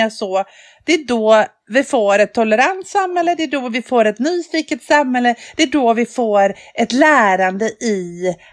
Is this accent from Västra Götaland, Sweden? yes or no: yes; Västra Götaland, Sweden; Jag är från Dalsland, där jagar man älg.